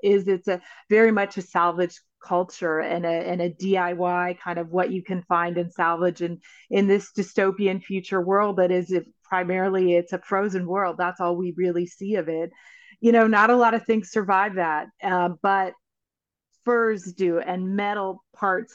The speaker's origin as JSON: {"language": "English", "region": "Northwest Territories", "country": "Canada", "tie": "born or raised there", "said": "I grew up in the Northwest Territories"}